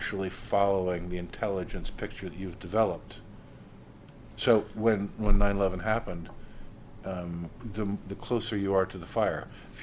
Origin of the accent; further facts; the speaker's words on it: United States; I'm an American.